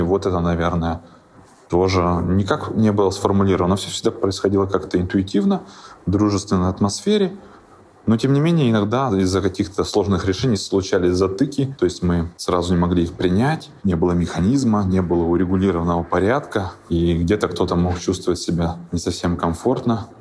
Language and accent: Russian; Siberia, Russia; also born or lived in Krasnoyarsk / Moscow; сами мы сибиряки